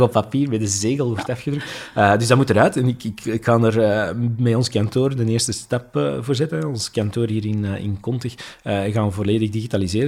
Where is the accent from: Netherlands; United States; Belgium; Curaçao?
Belgium; wij zijn, wij zijn Belgen, hè? we zijn allemaal geboren met, eh, met een baksteen in ons maag